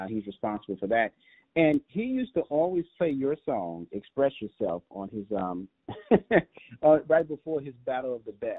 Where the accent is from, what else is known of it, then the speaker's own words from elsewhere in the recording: Chicago, Illinois, United States; moved away; I'm originally from Chicago